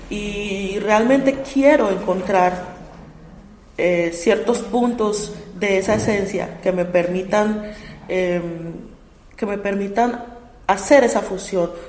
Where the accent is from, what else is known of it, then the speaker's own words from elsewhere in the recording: Colombia; no solamente porque somos colombianos y porque la música es maravillosa